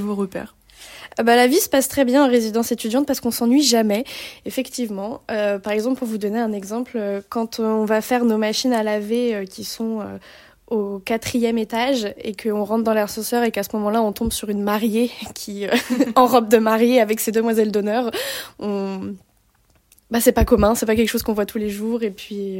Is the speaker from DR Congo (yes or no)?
no; France; accent: bien français et non bourgeois; moved away as an adult; now in Canada; J'aime trop mon accent bien français et non bourgeois